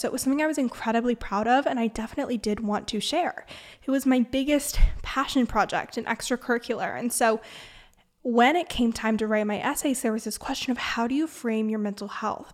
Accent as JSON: {"language": "English", "area": "Bay Area", "region": "California", "country": "United States", "said": "I'm from the Bay Area"}